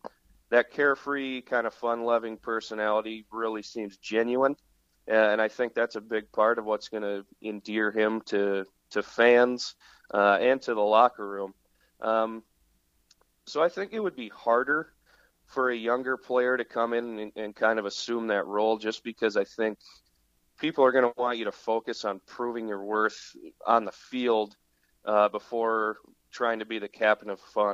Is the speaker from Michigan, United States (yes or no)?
no; Iowa, United States; now in Minneapolis, United States; Well, I hail from Iowa originally. The only native Iowan in a family full of Wisconsin natives.